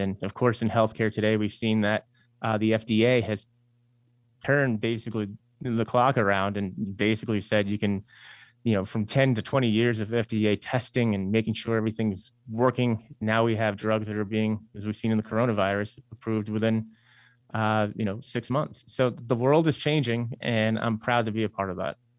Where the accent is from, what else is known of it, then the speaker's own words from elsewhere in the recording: Eastern Long Island, New York, United States; We're from Eastern Long Island, and you know we both went to school in New York City